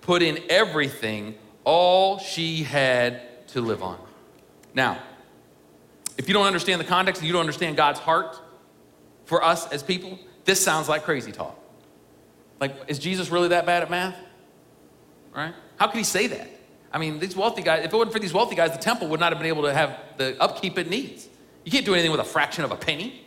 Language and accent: English; Ohio, United States; moved away; my home church that I grew up in Ohio